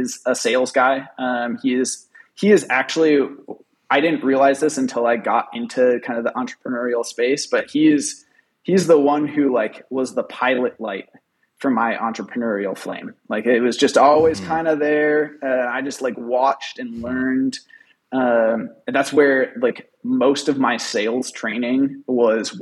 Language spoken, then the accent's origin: English; Rochester, Minnesota, United States; So I grew up in Rochester